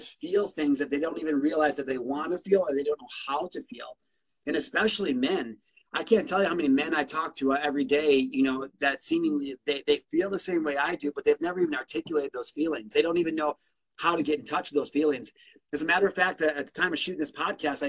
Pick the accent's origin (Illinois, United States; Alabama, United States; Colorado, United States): Illinois, United States; I'm from Illinois